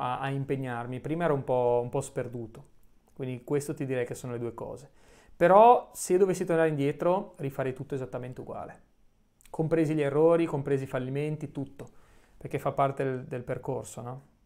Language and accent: Italian; Genoa, Liguria, Italy; sono nato a San Pier d'Arena, poi ho vissuto eh, qualche anno in Albaro